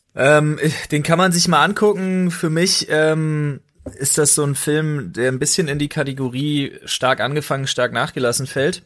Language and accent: German; Berlin, Germany; moved away as an adult; now in Brandenburg, Germany; ich bin Berliner. Ja ich bin mit einer Brandenburgerin, gebürtigen Brandenburgerin verheiratet. Ich lebe in Brandenburg mittlerweile